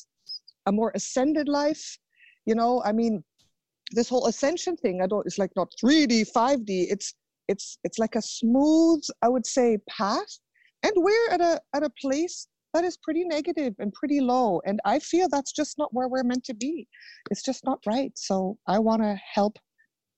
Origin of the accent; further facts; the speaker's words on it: Germany; I was born in Germany